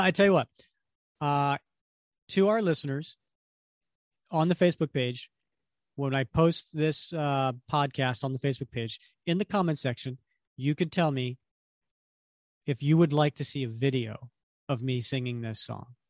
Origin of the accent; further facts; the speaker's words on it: Delaware, United States; I grew up in Delaware, right? Born and raised in Delaware.